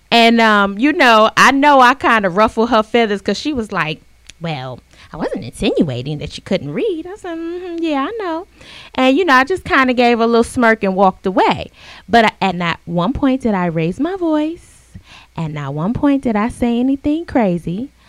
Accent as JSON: {"language": "English", "region": "South Carolina", "country": "United States", "said": "I'm from South uh, Carolina."}